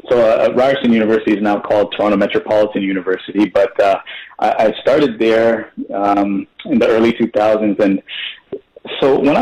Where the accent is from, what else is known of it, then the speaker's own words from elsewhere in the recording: Guyana; now in Canada; And then you come to Canada, and it's kind of like, well, you're definitely not Canadian. So, and then our descendants are from India.